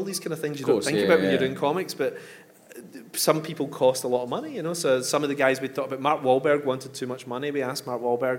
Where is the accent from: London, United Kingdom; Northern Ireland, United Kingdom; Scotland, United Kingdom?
Scotland, United Kingdom; Coatbridge; I come from Coatbridge